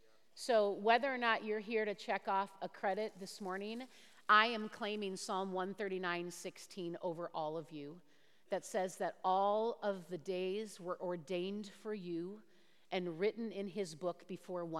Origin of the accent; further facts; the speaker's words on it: Owatonna, Minnesota, United States; We grew up in Owatonna, just south of the Twin Cities, and I am, thank you. I am one of those that is born and bred Minnesota